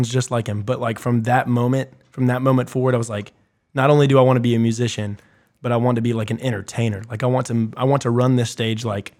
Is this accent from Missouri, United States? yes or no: no; Augusta, Georgia, United States; I was born and raised in Augusta. I've always lived in Augusta.